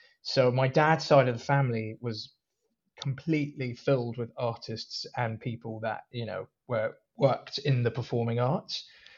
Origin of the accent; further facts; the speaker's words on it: Hong Kong; also born or lived in Malaysia / Singapore; now in London, United Kingdom; So I was born in Malaysia, but that's only because my dad happened to be working there at the time. And we moved quickly after I was born to Singapore for a bit, and then moved to Hong Kong for a bit, where I spent a lot of years